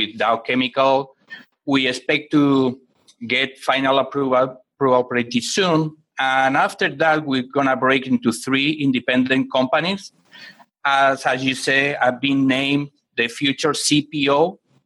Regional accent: Barcelona, Catalonia, Spain; now in United States; I am originally from Spain, from Barcelona. I grew up in a very, very low-income family in a neighborhood

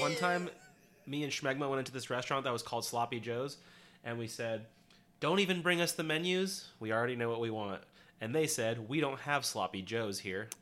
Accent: California, United States; we're from California

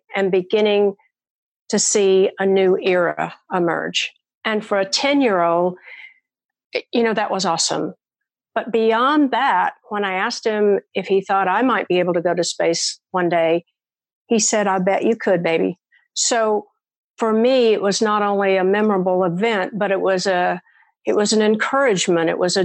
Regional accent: Murfreesboro, Tennessee, United States; I live in my hometown

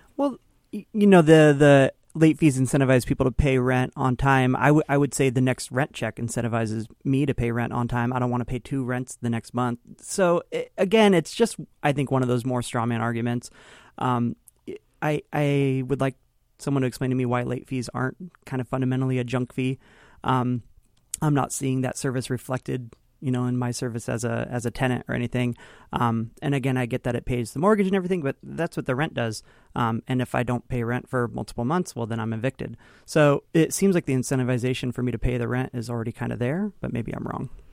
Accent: Kingston, Washington, United States; I grew up, uh, near Kingston

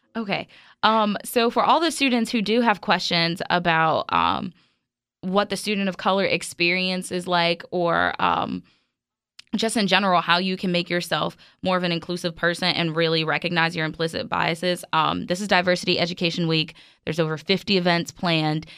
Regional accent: New York City, New York, United States; moved away; I grew up in Brooklyn, actually.

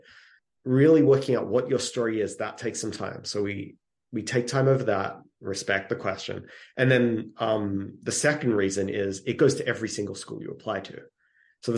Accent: Australia; moved away as an adult; now in United States; I'm from Australia originally, and we had to write, it was called composition. Every single week, we had to write something all through middle school, even before middle school.

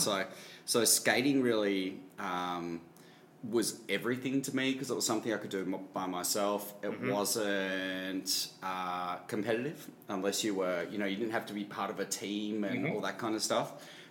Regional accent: Melbourne, Victoria, Australia; But I grew up in Melbourne

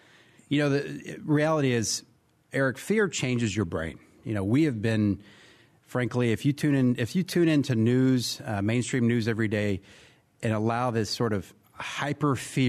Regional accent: Texas, United States; born or raised there

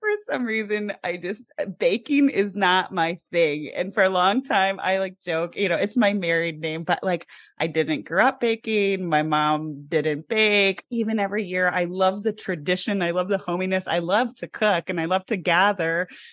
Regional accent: Midwest, United States; I grew up in the Midwest

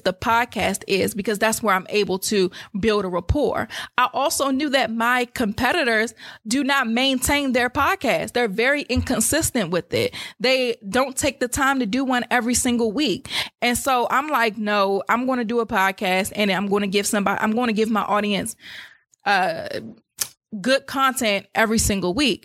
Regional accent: United States; I was born in Maryland or D C

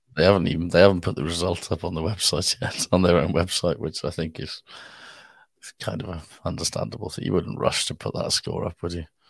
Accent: Wales, United Kingdom

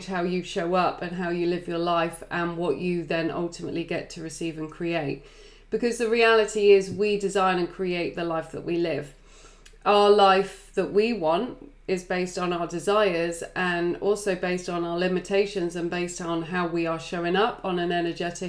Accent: England, United Kingdom; I am English

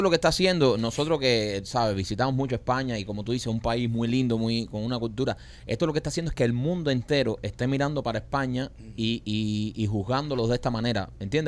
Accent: Cuba; now in United States; nosotros que vivimos en Cuba

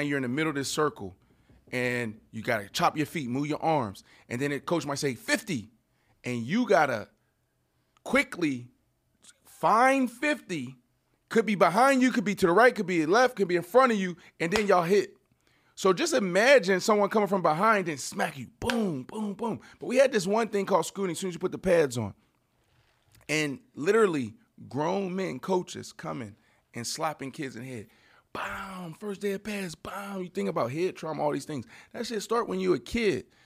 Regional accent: Pittsburgh, Pennsylvania, United States; where I grew up in Pittsburgh, really intense

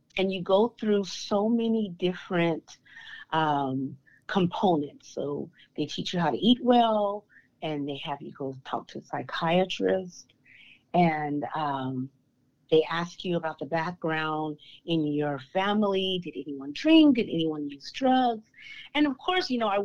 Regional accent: Stockton, California, United States; So I was born and raised in Stockton, California

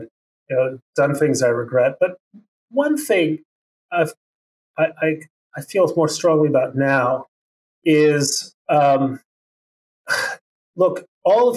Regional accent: Mexico City, Mexico; moved away; also born or lived in Chicago; you're coming from Mexico City

